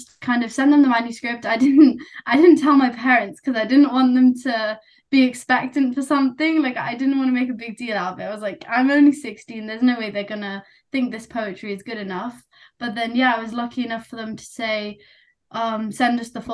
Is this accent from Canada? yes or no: no; United Kingdom; accent: British; first language Nepali; So me and my sister, we were both born here. You can probably tell from my accent, we're completely British Nepali